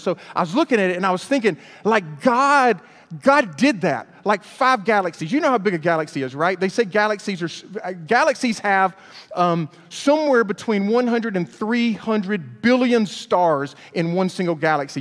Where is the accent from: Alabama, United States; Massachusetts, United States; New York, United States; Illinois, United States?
Alabama, United States; Hueytown; We grew up in Hueytown